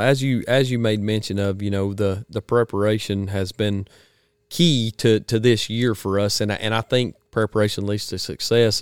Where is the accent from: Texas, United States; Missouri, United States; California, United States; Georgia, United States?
Georgia, United States; I'm from the Georgia, he didn't know I was from Georgia at the time